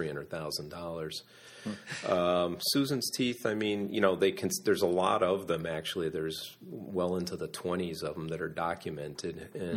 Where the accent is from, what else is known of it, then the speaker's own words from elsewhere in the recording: Waterbury, Connecticut, United States; now in Kennebunkport, United States; I grew up in Connecticut, in a very industrial city in Connecticut called Waterbury